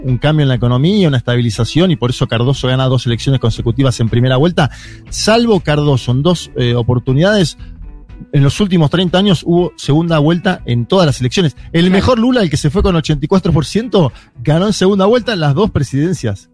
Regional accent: Argentina; como argentinos

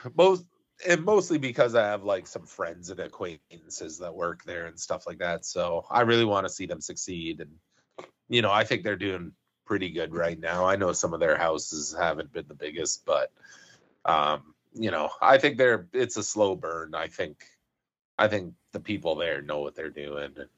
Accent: 100 Mile House, British Columbia, Canada; moved away; growing up in Hundred Mile House

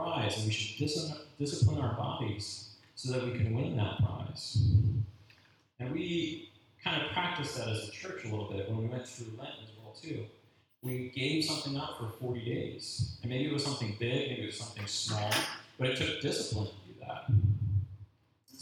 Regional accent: United States; being an American makes it hard to be a Christian sometimes

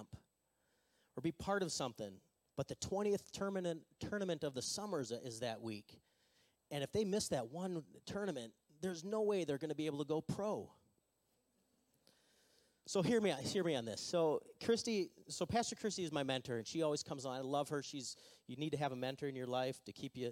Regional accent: Minnesota, United States; we're from Minnesota, and we don't really like to be enthusiastic

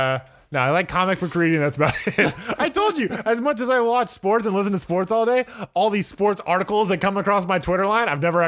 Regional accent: California, United States; As a Californian

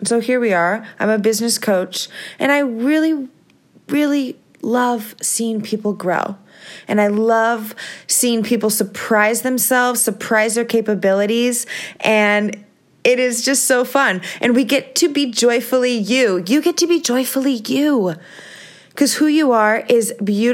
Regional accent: Visalia, California, United States; also born or lived in San Diego, California; I grew up in Visalia, California

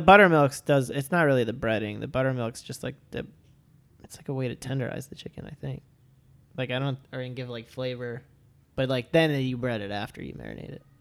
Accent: Levittown, New York, United States; I was born in Levitt Town, Long Island

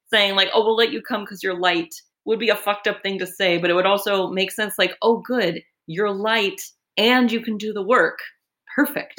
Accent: California, United States; I grew up in California.

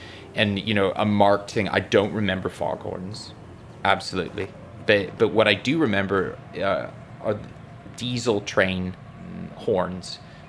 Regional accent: Western Canada, an island off the coast of Vancouver, British Columbia, Canada; moved away as an adult; also born or lived in London; I'm originally from Western Canada, an island off of the coast of Vancouver. But in 2000, I moved to London, and there I studied.

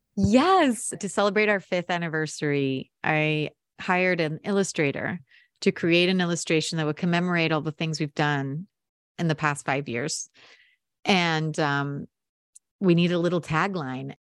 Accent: United States; also born or lived in Montevideo, Uruguay; I was born here. You know, I'm, I'm American

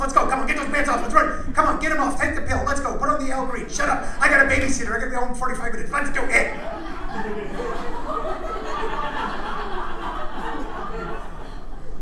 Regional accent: Midwest, United States; moved away; I grew up in the Midwest

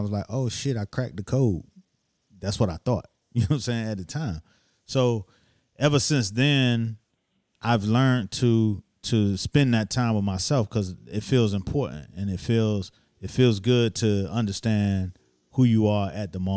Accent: Miami, Florida, United States; moved away as an adult; now in New York City, United States; I came to New York. I'm from Miami

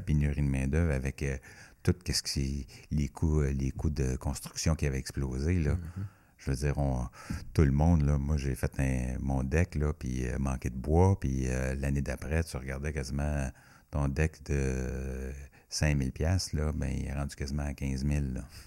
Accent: Buckingham, Quebec, Canada; also born or lived in Western Canada; j'aime bien mon patelin

